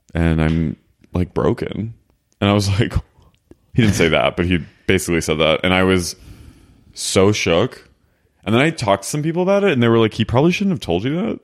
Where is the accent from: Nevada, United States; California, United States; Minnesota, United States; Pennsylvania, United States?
Pennsylvania, United States; Philadelphia; I'm from Philly